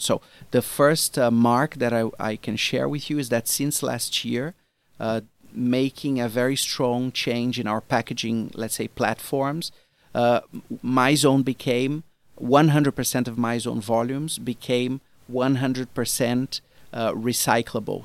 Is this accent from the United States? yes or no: no; Brazil; moved away; me as a Brazilian, I come from Brazil originally